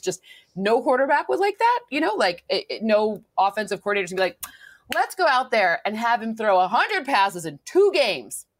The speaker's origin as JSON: {"language": "English", "region": "Michigan", "country": "United States", "also_born_or_lived": "New York", "moved": "yes", "lives_now": "Southern California, United States", "said": "I'm from Michigan"}